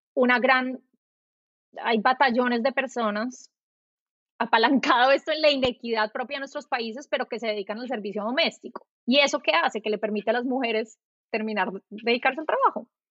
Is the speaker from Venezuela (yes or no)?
no; Colombia; moved away as an adult; also born or lived in New York; now in United States; yo soy colombiana